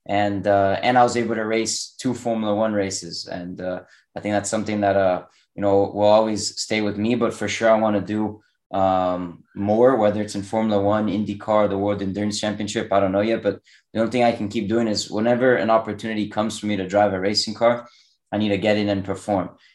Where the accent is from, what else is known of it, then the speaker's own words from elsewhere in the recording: Miami, Florida, United States; also born or lived in Europe; now in North Carolina, United States; I was born in Miami. I've lived here. Yeah, basically my whole life.